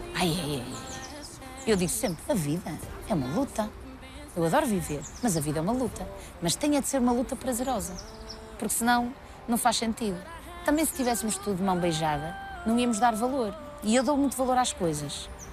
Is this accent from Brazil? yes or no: no; Santa Maria de Lamas, Norte, Portugal; accent: pronúncia do Norte; moved away as an adult; now in Lisbon, Portugal; Eu sou do Norte, sou de Santa Maria de Lamas, mas sempre vivi muito bem aqui em Lisboa